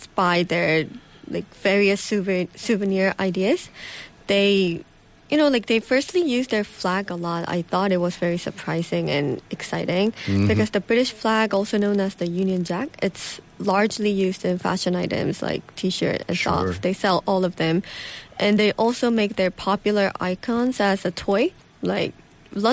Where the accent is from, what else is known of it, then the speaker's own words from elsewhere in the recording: Seoul, South Korea; My hometown is Seoul.